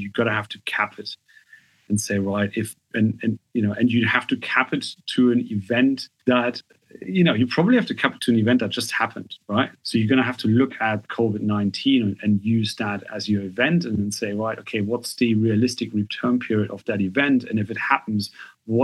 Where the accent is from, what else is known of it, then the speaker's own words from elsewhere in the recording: Germany; moved away; I'm German, right? I'm half English, but I grew up in Germany